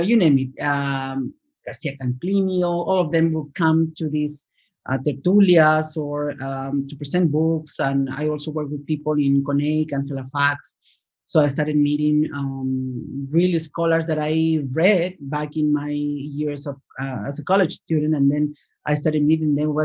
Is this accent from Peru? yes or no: yes; Lima, Peru; English is a second language; moved away as an adult; It was in Lima, Peru. I'm Peruvian. And I studied in Lima High School.